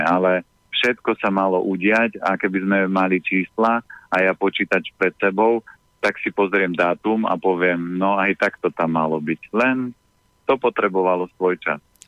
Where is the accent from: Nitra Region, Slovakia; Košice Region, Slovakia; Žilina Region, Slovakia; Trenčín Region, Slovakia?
Žilina Region, Slovakia; Orava; ja pochádzam z Oravy